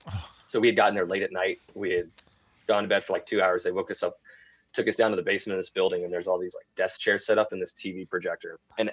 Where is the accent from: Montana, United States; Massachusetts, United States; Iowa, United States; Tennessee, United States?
Montana, United States; moved away as an adult; I was 18 coming from Montana.